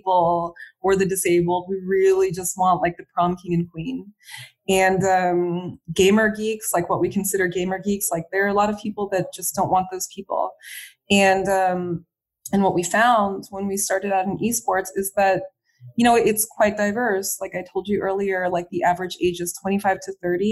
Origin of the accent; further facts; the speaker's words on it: United States; moved away as an adult; now in France; being an American in France